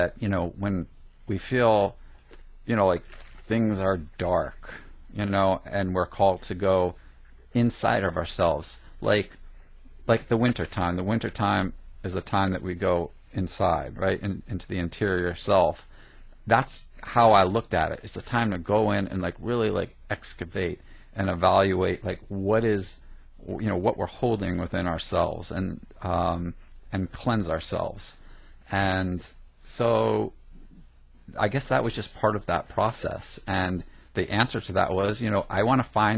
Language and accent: English; New Jersey, United States; I grew up in Jersey